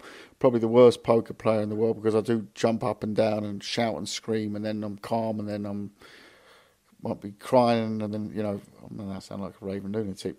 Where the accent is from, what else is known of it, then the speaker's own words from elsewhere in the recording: London, United Kingdom; moved away; also born or lived in Hamburg; I now live in London. My son lives in Hamburg. I moved to London 2 years ago now. Back to London. I'm from London.